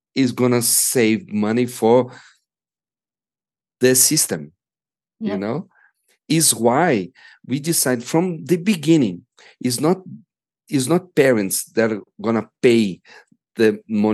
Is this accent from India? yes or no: no; Brazil; as we are from Brazil, and it's a poor country